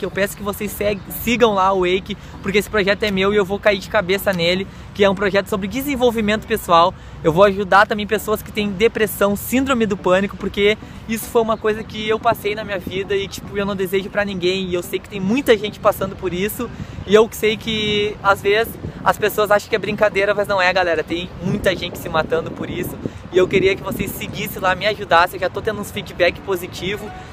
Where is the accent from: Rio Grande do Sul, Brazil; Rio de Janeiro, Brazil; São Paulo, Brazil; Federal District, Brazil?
Rio Grande do Sul, Brazil; Porto Alegre; sair lá do sul, sair da minha terra